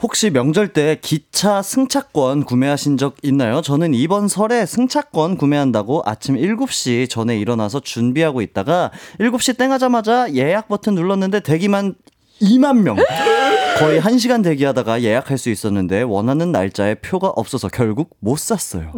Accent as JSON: {"language": "Korean", "region": "Jeju", "country": "South Korea", "moved": "yes", "said": "제가 제주도에서 왔거든요"}